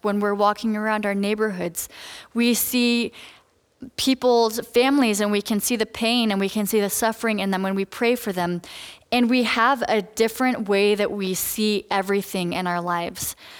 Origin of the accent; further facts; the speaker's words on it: Colorado, United States; moved away as an adult; now in Redlands, United States; I'm from Colorado